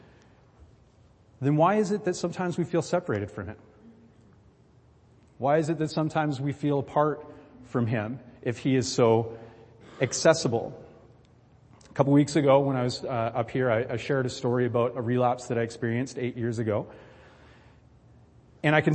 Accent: Vancouver Island, British Columbia, Canada; I'm a BC guy, right? I'm from Vancouver Island

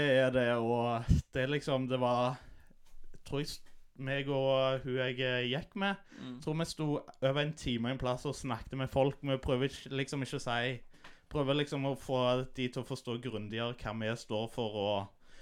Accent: Stavanger, Rogaland, Norway; also born or lived in Vancouver, Canada; Jeg er født og oppvokst på Hundvåg

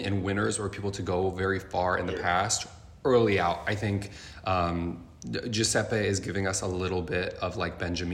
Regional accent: United States; as an American

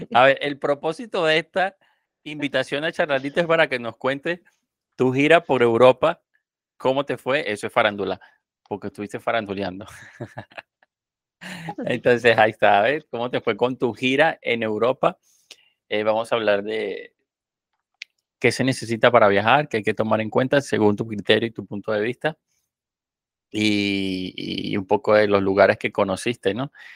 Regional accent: Caracas, Capital District, Venezuela; accent: Venezuelan; now in Mexico; yo soy venezolano, nací en Venezuela, pero toda mi familia es colombiana

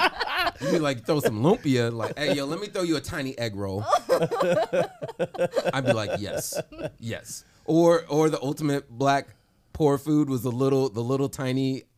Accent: Chicago, Illinois, United States; I'm also from Chicago.

